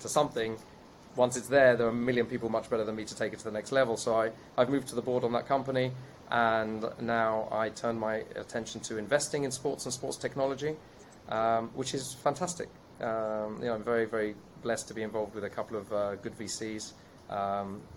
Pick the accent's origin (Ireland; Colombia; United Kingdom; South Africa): United Kingdom; England; accent: British; moved away as an adult; now in Israel; I was born in the UK, as you can still hear from my accent